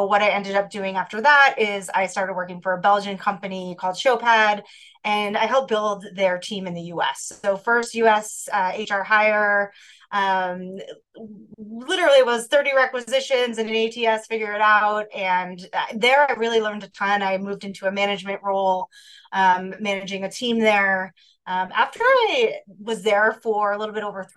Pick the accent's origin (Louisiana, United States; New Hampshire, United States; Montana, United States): New Hampshire, United States; moved away as an adult; now in Chicago, United States; I am originally from the East Coast. I grew up in New Hampshire, but I've lived in Chicago for many years.